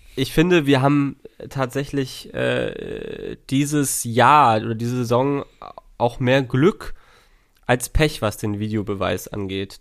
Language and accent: German; Schleswig-Holstein, Germany; als Schleswig-Holsteiner